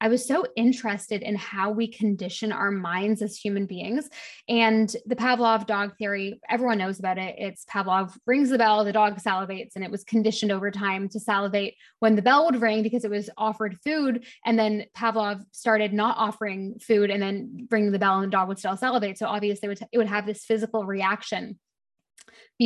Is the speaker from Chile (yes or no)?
no; Canada; moved away as an adult; also born or lived in London, United Kingdom; now in Bahamas; I actually live in the Bahamas right now, but I'm originally Canadian, lived in London for most of my early 20s